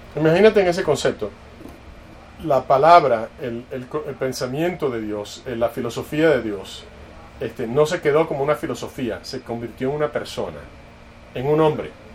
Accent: Dallas, Texas, United States; yo crecí en, en Dallas

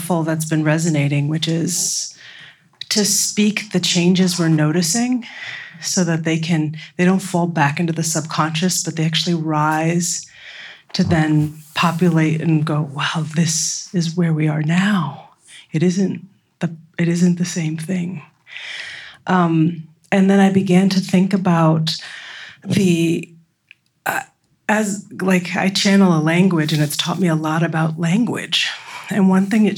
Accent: United States; growing up in the United States

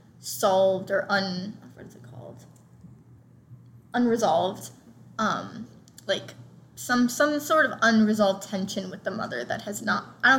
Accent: United States; we're American

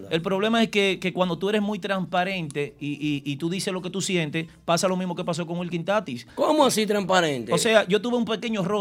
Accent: Dominican Republic; now in New York, United States; yo como dominicano, de lograr eh, colocarme dentro de, los comunicadores que representen la ciudad de Nueva York

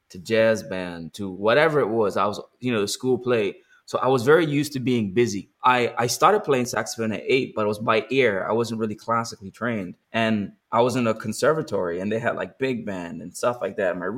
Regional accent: Bermuda; now in Los Angeles, United States; So though I'm from Bermuda, I still had to fly everybody to Bermuda.

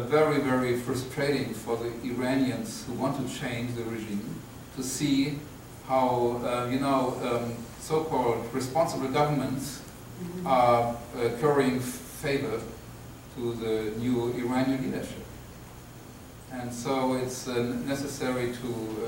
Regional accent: Germany; I'm from Germany

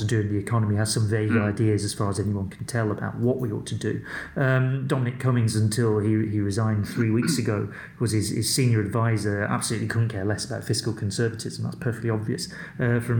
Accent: Wigan, North West England, United Kingdom; I'm from Wigan

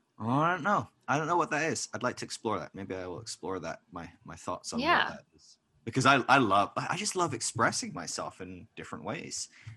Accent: Scotland, United Kingdom; I'm Scottish

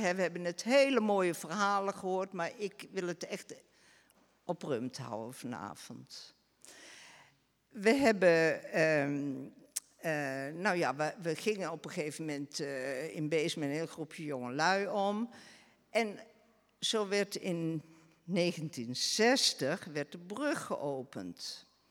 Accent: Beesd, Gelderland, Netherlands; moved away as an adult; now in Rumpt, Netherlands; Ik ben in Beest geboren, getrouwd met iemand uit Rumt

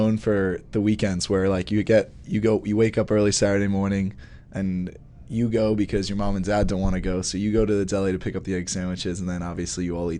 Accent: Hicksville, New York, United States; I have to make sure that I say I'm from Long Island, because otherwise if I say I'm from New York, everyone assumes that I'm from the city.

